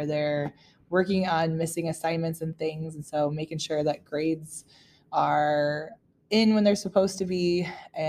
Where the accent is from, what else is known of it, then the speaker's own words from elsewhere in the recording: Downing, Missouri, United States; moved away; I am from Northeast Missouri, a small community, Downing, Missouri. I graduated from Schuyler County.